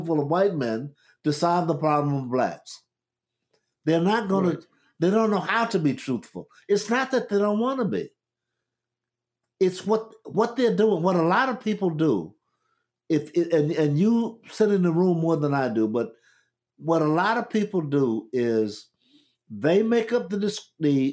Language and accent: English; United States; We grew up in America.